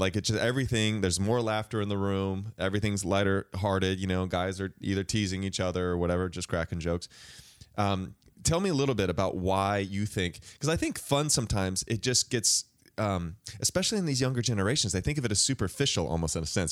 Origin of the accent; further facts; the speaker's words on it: the Northwest, Pacific Northwest, United States; I'm from the Northwest